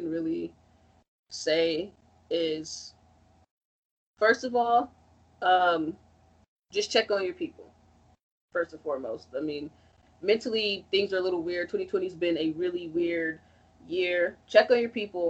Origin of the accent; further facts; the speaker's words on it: Chicago, Illinois, United States; I'm from Chicago